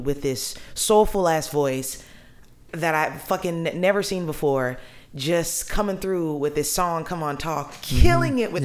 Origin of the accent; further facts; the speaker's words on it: New Orleans, Louisiana, United States; I'm born and raised in New Orleans